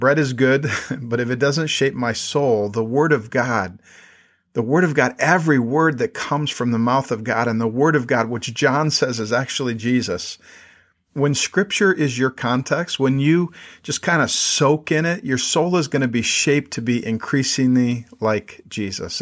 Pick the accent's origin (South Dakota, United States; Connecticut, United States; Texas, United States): South Dakota, United States; moved away as an adult; also born or lived in Minnesota / New York City; now in State College, United States; I grew up in South Dakota